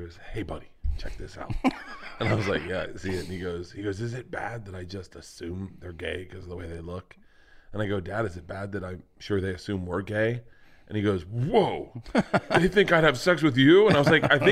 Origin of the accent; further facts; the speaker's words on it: Tampa, Florida, United States; growing up in Florida